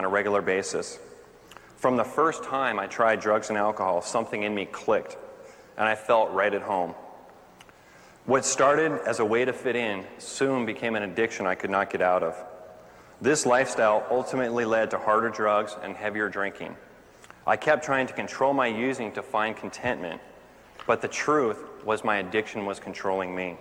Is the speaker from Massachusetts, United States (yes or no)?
no; Orange County, California, United States; I grew up right here in Orange County